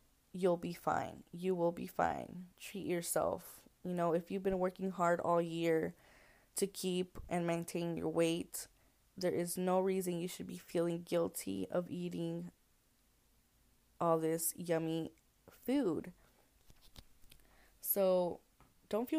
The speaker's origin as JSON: {"language": "English", "region": "Texas", "country": "United States", "said": "I'm from Texas, so it does not get that cold here in Texas"}